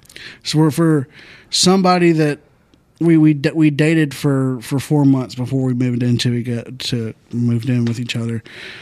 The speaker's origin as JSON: {"language": "English", "town": "Santa Fe", "region": "Texas", "country": "United States", "tie": "born or raised there", "also_born_or_lived": "League City, Texas", "said": "I grew up in Santa Fe"}